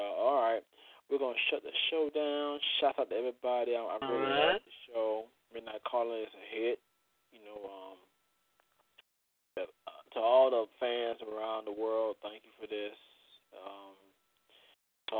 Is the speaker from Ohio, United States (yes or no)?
no; Florida, United States; I'm from Florida